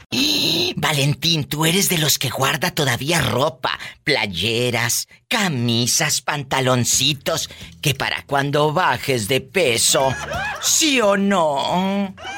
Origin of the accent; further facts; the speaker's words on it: Matamoros, Tamaulipas, Mexico; Yo soy de Matamoros